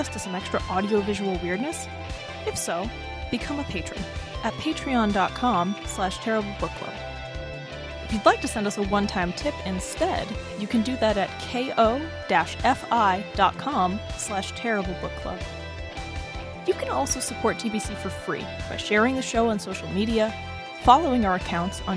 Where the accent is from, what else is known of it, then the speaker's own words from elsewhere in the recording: United States; We are too American